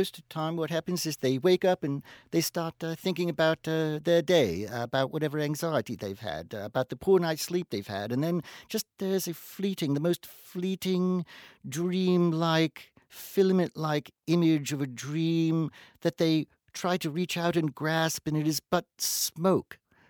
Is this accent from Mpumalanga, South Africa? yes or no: no; Cape Town, Western Cape, South Africa; No. I live in Cape Town. I've lived there all my life.